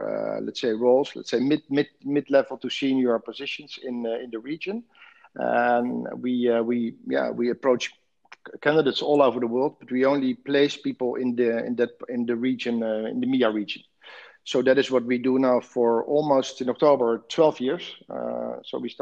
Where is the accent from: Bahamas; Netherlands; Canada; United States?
Netherlands; moved away as an adult; now in Dubai, United Arab Emirates; I'm originally from the Netherlands